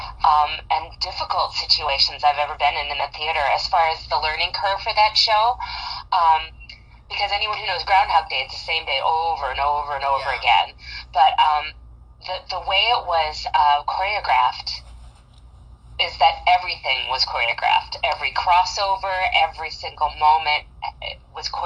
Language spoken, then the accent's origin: English; Madison, Wisconsin, United States; I'm originally from Madison, Wisconsin. Born and raised, Cheesehead